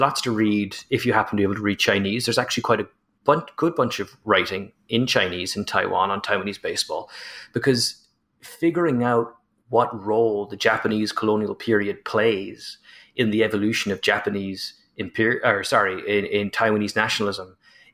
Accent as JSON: {"language": "English", "country": "Ireland", "said": "as an Irishman"}